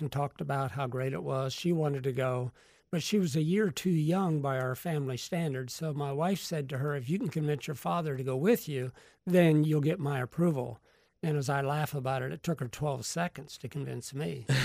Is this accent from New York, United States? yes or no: no; Sarasota, Florida, United States; I'm from Sarasota